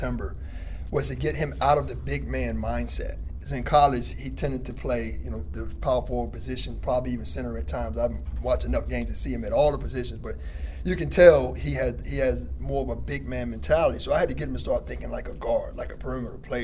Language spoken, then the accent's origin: English; the South, United States; I'm from the South. So just understanding his mindset, being a kid from the South, having been one myself